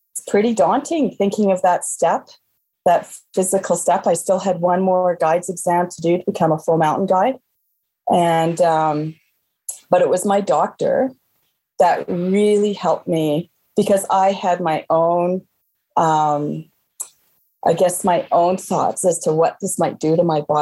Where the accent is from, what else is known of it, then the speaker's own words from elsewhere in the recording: Calgary, Alberta, Canada; now in Banff, Canada; I grew up in Calgary